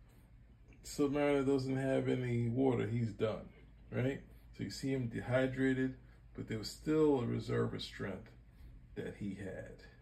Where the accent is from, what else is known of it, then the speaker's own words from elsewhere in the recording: New York City, New York, United States; growing up in Brooklyn